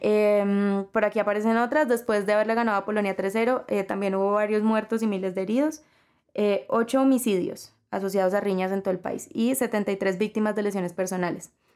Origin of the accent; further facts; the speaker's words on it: Colombia; yo por lo general no me identifico mucho como colombiana